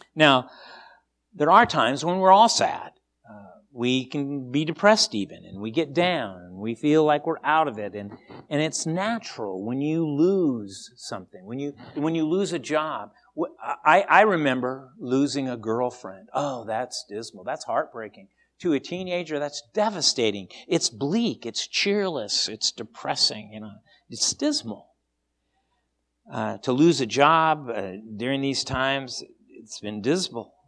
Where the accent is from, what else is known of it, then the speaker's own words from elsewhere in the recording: Seattle, Washington, United States; moved away; I grew up in Seattle.